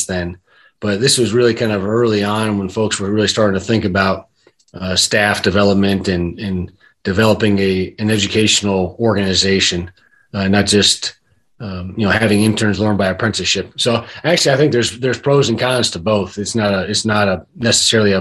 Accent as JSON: {"language": "English", "town": "Cleveland", "region": "Ohio", "country": "United States", "tie": "born or raised there", "said": "I grew up in Cleveland"}